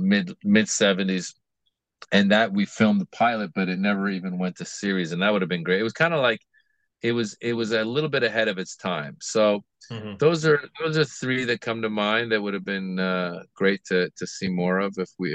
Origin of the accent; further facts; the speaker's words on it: Bay Area, California, United States; also born or lived in Iran / Hollywood; now in Los Angeles, United States; I was raised in the Bay Area.